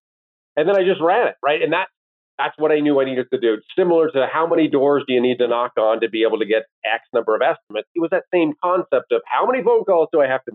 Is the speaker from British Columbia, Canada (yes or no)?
no; Owen Sound, Ontario, Canada; moved away as an adult; also born or lived in Washington, D.C.; now in Toronto, Canada; Both my wife and I grew up in Owen Sound.